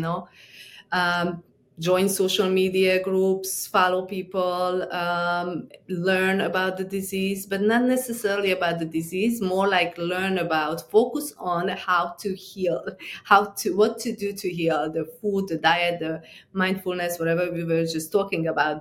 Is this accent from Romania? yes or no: yes; Transylvania, Romania; moved away as an adult; also born or lived in New York; I grew up in Transylvania, Romania